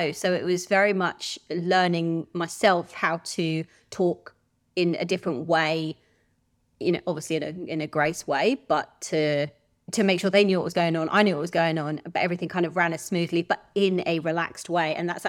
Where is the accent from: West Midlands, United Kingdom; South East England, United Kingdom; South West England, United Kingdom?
South East England, United Kingdom; Oxford; moved away as an adult; also born or lived in Swansea, Wales; now in Perth, Australia; I'm from Oxford.